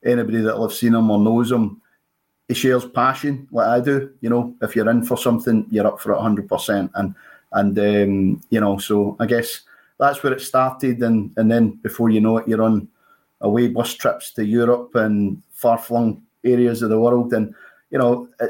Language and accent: English; Saltcoats, Scotland, United Kingdom; moved away as an adult; now in Edinburgh, United Kingdom; I'm originally from Ayrshire. So I grew up down in North Ayrshire in a wee town called Salcotes.